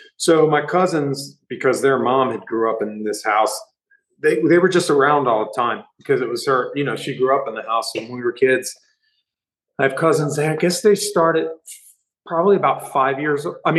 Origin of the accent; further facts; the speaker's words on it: Delaware, United States; We're all from Delaware. Just some guys live in Philadelphia, moved to Philadelphia.